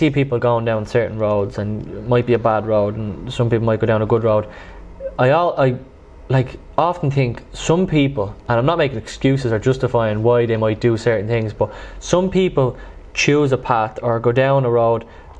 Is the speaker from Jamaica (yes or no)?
no; Dublin, Leinster, Ireland; growing up in Drimnagh